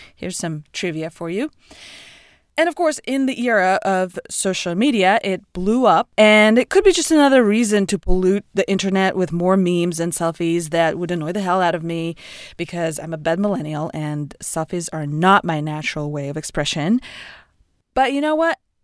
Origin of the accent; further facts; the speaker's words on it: Moscow, Russia; now in United States; I lived, I grew up in Russia